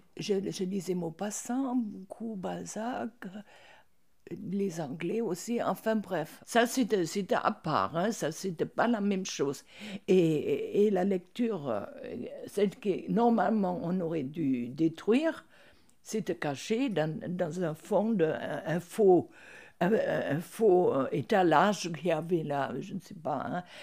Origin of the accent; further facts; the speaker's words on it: Berlin, Germany; moved away; Je suis née à Berlin.